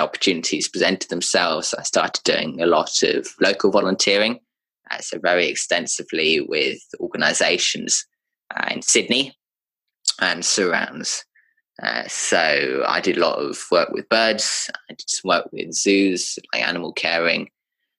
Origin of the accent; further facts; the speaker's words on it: United Kingdom; moved away; I'm British by birth.